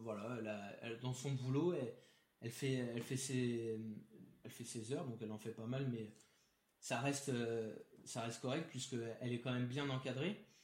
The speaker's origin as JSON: {"language": "French", "town": "Paris", "region": "Île-de-France", "country": "France", "tie": "born or raised there", "said": "je suis né, j'ai grandi à Paris"}